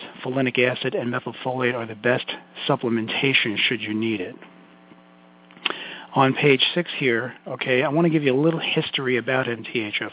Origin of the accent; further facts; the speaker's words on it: New York City, New York, United States; accent: Brooklyn; my Brooklyn accent